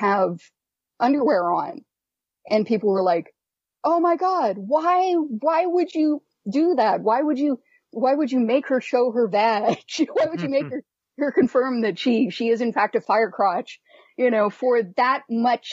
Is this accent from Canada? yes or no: yes; Canada; as a Canadian